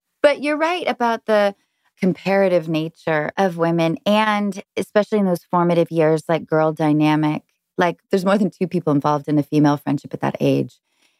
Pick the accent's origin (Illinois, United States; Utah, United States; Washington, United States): Washington, United States; Seattle; I grew up in Seattle in the 90s